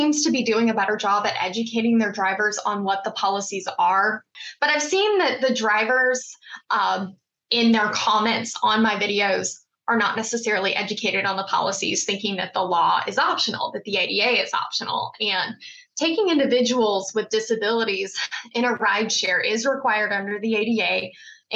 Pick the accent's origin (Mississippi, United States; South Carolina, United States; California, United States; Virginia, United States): Mississippi, United States; now in Maryland, United States; I grew up in Mississippi